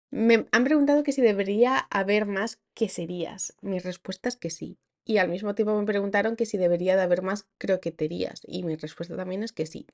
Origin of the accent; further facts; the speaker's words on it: Asturias, Spain; first language Spanish; moved away as an adult; Donde nací, nací en Asturias